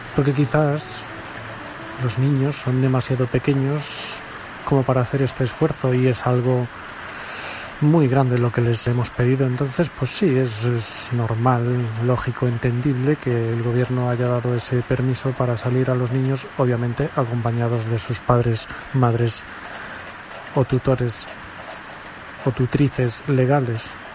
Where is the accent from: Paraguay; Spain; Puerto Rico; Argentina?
Spain; como buen español que soy